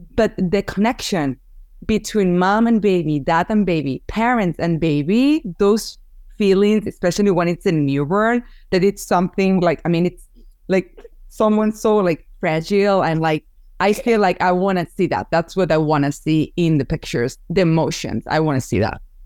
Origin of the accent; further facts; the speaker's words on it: Barcelona, Catalonia, Spain; English is a second language; moved away as an adult; also born or lived in Massachusetts; now in United States; after I moved here from Spain because I'm originally from Barcelona